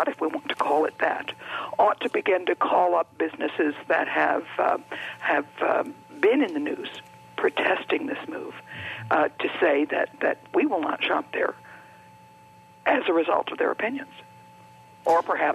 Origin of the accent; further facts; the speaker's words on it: the South, United States; As a Southerner